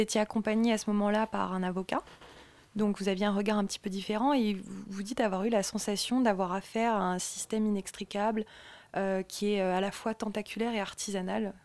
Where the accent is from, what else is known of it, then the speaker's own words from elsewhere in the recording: France; nous qu'on connaît un peu mieux en tant que Français